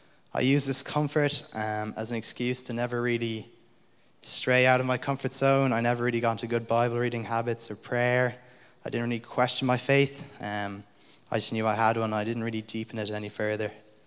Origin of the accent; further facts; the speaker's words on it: Munster, Ireland; although I don't sound like it, I was actually born and raised in South County Limerick, not South County Dublin.